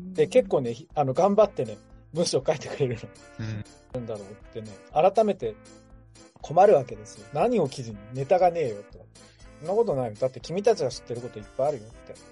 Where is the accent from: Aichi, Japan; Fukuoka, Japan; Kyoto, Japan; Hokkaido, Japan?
Hokkaido, Japan; Hakodate; 僕はね森のすぐ近くの函館の生まれなわけですよ